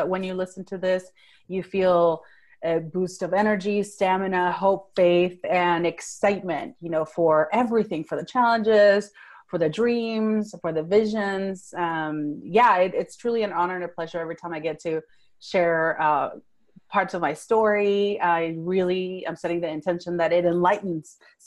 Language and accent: English; Venezuela; first language Spanish; English is a second language; moved away as an adult; now in Fort Worth, United States; I was born and raised in Venezuela. That's South America. I grew up speaking Spanish, and then later on I spoke Italian up until age 15. So English is my third language.